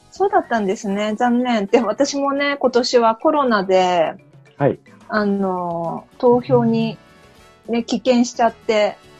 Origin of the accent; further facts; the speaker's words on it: Japan; also born or lived in South Korea; 私、韓国生まれ、日本育ち